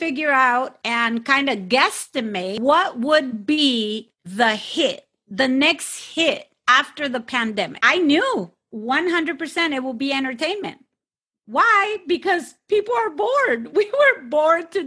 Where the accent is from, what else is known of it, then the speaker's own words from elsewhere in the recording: Sinaloa, Mexico; I am from Mexico and I am specifically from Sinaloa